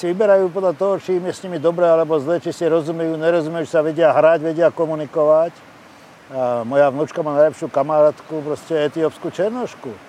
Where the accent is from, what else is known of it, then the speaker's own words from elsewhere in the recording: Terezín, Ústí nad Labem Region, Czechia; born there; Ja ti neviem povedať, aký by som bol iný človek, keby som sa narodil eh, inde ako v Terezine.